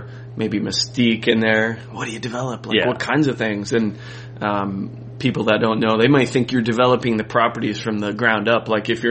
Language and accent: English; Boulder, Colorado, United States; now in Canada; Boulder, Colorado.